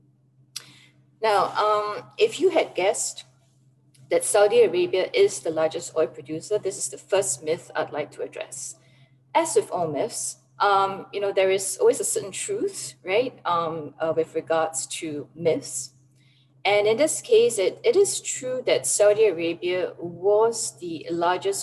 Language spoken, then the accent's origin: English; Singapore; now in United Arab Emirates; this is kind of like national service being a Singaporean, but I'm away in the UAE